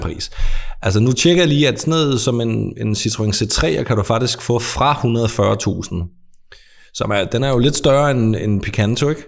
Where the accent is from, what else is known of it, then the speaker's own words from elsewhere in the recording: Als, Southern Denmark, Denmark; jeg er jo ikke jyde. Jeg er alsing